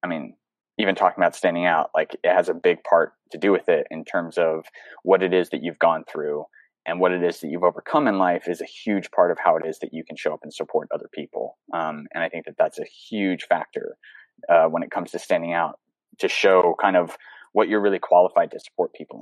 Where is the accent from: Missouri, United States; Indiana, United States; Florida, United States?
Florida, United States; the panhandle of; also born or lived in Seattle, Washington; I grew up in the panhandle of Florida